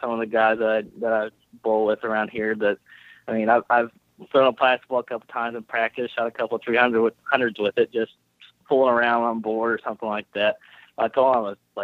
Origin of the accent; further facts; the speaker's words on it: Evansville, Indiana, United States; moved away as an adult; I'm originally from Evansville, Indiana, which is about 3.5 hours away.